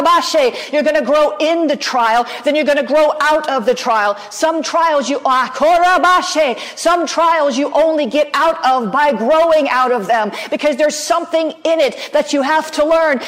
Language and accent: English; the South, United States; I'm from the South